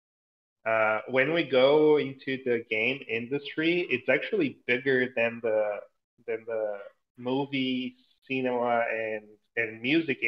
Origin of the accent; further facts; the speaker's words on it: Brazil; English is a second language; I'm originally from Brazil